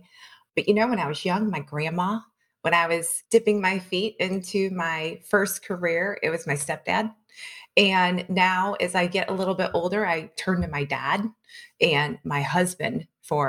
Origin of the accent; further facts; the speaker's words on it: St. Louis, Missouri, United States; I was born and raised in St. Louis, West St. Louis County